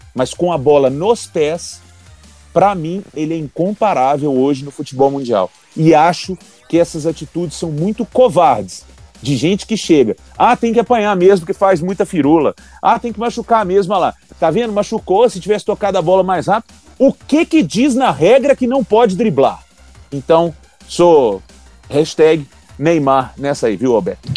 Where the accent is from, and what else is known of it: Brazil